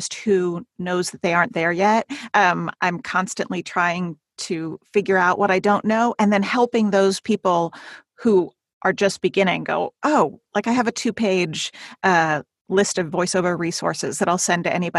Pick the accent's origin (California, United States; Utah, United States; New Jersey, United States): California, United States; moved away; also born or lived in Seattle; I'm from California